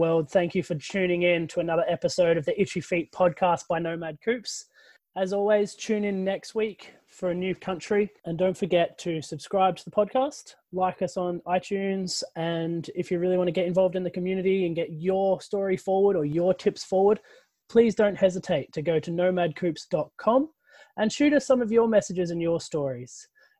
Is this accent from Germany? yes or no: no; Guernsey; I'm from Guernsey.